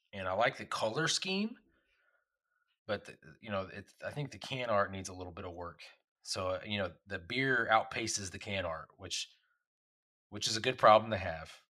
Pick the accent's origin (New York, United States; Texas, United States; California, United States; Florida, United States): Texas, United States; when I was growing up in Texas